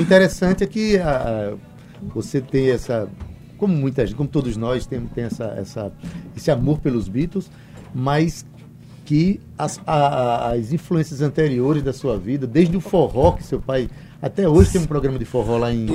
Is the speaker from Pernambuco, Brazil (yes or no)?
no; Itabaiana, Paraíba, Brazil; Ita lembra a minha terra, sou de Itabaiana, terra de Sivuca.